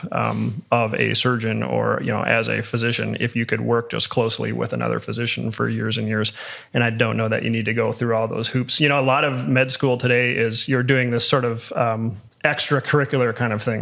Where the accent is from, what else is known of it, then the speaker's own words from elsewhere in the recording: United States; also born or lived in Colorado Springs, Colorado; as an American